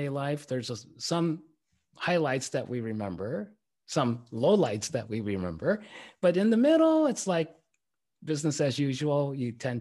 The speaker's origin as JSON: {"language": "English", "region": "Tokyo", "country": "Japan", "tie": "born or raised there", "also_born_or_lived": "Berkeley, California", "moved": "as an adult", "said": "I was growing up in Tokyo, Japan"}